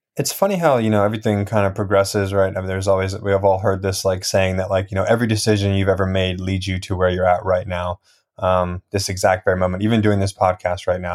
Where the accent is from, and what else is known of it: New Jersey, United States; born or raised there; also born or lived in Russia / Highlands, New Jersey